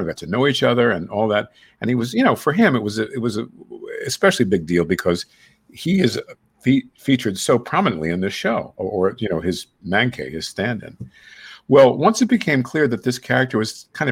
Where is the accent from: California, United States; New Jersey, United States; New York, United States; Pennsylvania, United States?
New York, United States; New York City; I'm from Queens